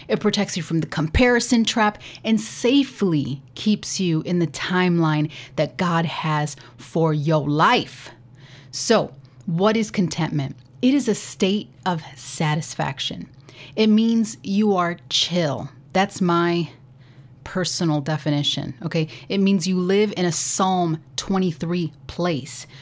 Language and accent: English; United States; Speaking as an American